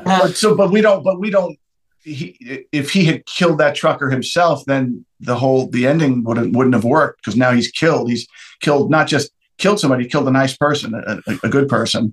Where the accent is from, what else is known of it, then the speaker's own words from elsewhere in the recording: New Jersey, United States; moved away as an adult; I, am from New Jersey